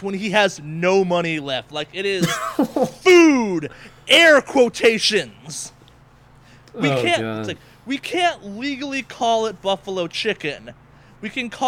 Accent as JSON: {"language": "English", "region": "East Coast", "country": "United States", "tie": "born or raised there", "moved": "yes", "lives_now": "Los Angeles, United States", "said": "growing up on the East Coast"}